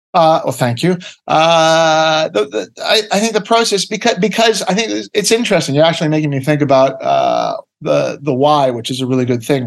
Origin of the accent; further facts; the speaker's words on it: Ottawa, Ontario, Canada; I am from Canada. I was born in Ottawa, uh, Canada, uh, North America.